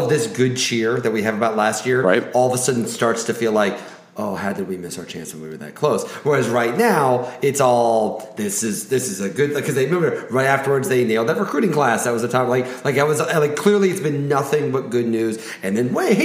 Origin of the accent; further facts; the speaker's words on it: Benton, Illinois, United States; my hometown of Benton, Illinois